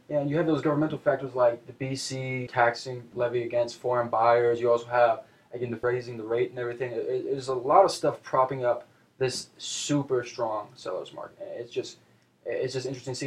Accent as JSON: {"language": "English", "town": "Seattle", "region": "Washington", "country": "United States", "tie": "born or raised there", "said": "I'm born and raised in Seattle."}